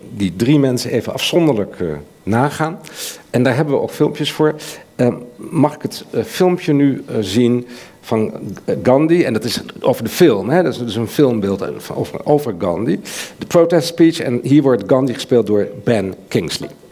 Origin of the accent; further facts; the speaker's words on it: Netherlands; als Nederlander